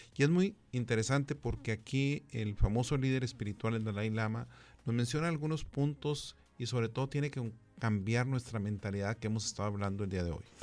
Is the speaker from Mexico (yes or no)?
yes; Mexico; como mexicanos que fuimos conquistados